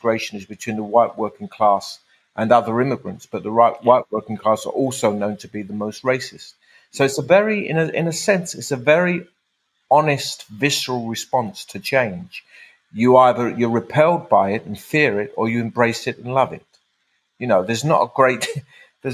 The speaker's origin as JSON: {"language": "English", "region": "London", "country": "United Kingdom", "tie": "born or raised there", "said": "I was raised in Tower Hamlets"}